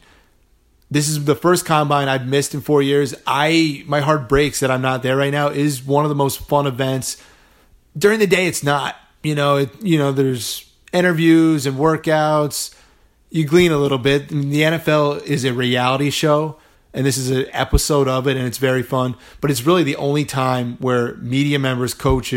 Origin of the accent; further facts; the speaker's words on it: Northern Virginia, DC, Washington metropolitan area, United States; my hometown homies in Northern Virginia, DC, and Maryland